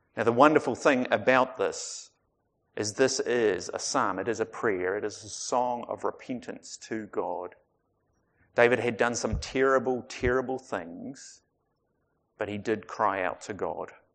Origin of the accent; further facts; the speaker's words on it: Otago, New Zealand; I grew up in Otago